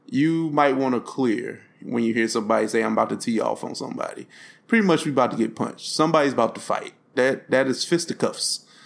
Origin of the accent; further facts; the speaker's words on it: East St. Louis, Illinois, United States; I was born in St. Louis, but I was raised in East St. Louis